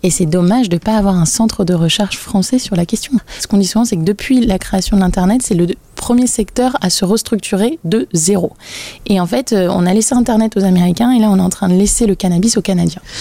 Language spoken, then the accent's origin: French; Brittany, France; j'ai grandi en Bretagne